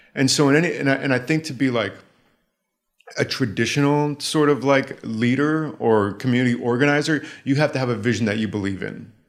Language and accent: English; the Bay Area, California, United States; moved away; I had to get out of the Bay